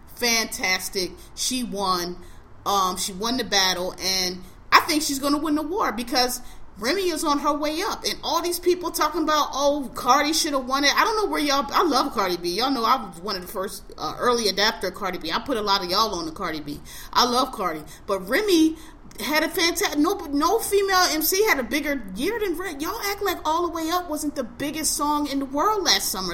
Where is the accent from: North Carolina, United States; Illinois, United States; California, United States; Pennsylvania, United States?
Pennsylvania, United States; Philadelphia; I am a native of Philadelphia. I'm born and raised in Philadelphia